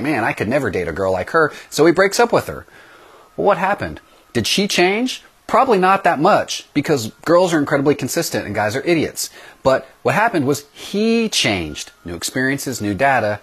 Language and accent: English; East Texas, United States; we lived in a small town in East Texas that did not have a CC's pizza. We were not that sophisticated yet in my hometown